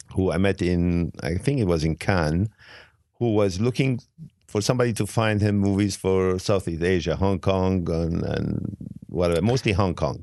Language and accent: English; Beirut, Beirut Governorate, Lebanon; English is a second language; also born or lived in Italy / France / England / Switzerland; now in United States; I was living in Beirut. I was born in Beirut, and I was living in Europe